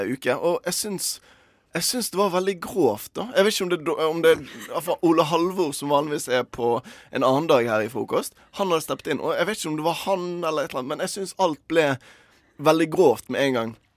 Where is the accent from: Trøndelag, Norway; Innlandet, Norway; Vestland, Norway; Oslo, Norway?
Vestland, Norway; Bergen; moved away; Forrige uke så var jeg eh, hjemme i Bergen